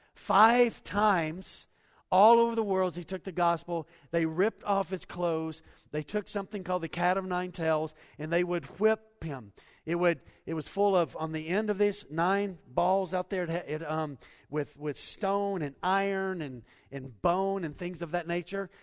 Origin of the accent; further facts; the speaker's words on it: United States; we're American Christians